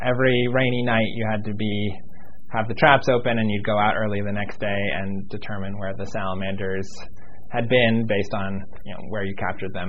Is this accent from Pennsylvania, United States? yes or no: yes; Pittsburgh, Pennsylvania, United States; now in Miami, United States; I was born in Pittsburgh, Pennsylvania